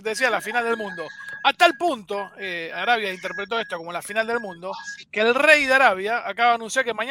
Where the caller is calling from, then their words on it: Puerto Tirol, Chaco, Argentina; de Puerto Tirol Chaco.